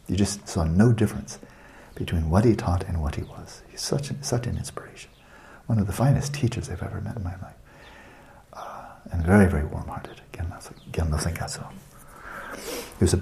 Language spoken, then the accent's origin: English; California, United States; my home state